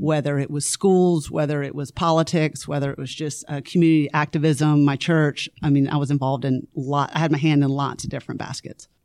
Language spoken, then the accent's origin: English; Lakeland, Florida, United States; moved away as an adult; also born or lived in Greenville, South Carolina / Nashville, Tennessee; now in Forsyth County, Georgia, United States; I grew up in Lakeland, Florida